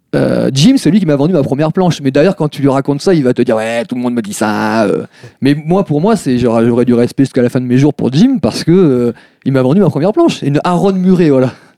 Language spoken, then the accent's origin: French; Bordeaux, Nouvelle-Aquitaine, France; also born or lived in Bassens; alors oui, je suis un vrai Bordelais. Euh, je, suis, euh, je suis né à Bordeaux. Et après, je suis parti euh, en banlieue de Bordeaux, à Bassins, plus exactement, à l'âge de 6 euh, ans.